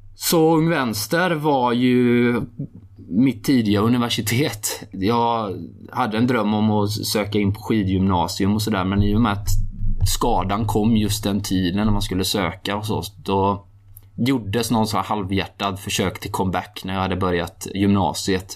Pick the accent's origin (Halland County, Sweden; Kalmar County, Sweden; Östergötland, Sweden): Halland County, Sweden; jag är uppvuxen i norra Halland